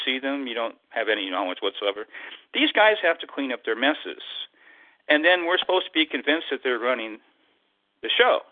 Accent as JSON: {"language": "English", "town": "Tacoma", "region": "Washington", "country": "United States", "said": "I'm from Tacoma here"}